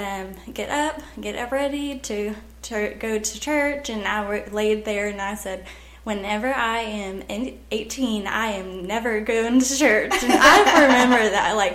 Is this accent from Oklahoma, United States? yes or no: yes; Maysville, Oklahoma, United States; So I grew up in Maysville, Oklahoma.